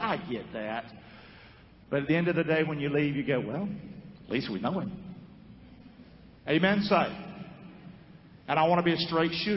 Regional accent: Rockingham, North Carolina, United States; I'm from Rockingham, North Carolina. I came from a broken family.

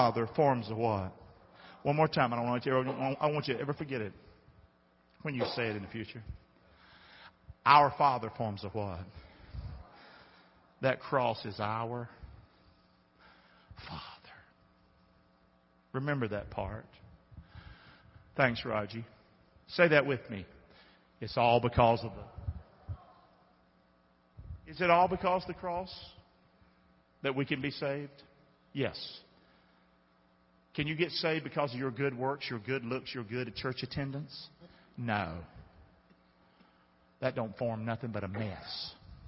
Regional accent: the South, United States; being a Southerner

